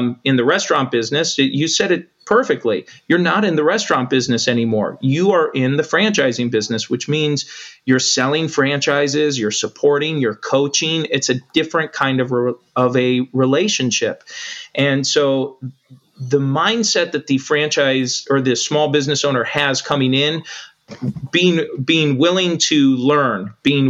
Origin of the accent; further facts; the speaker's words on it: United States; as an American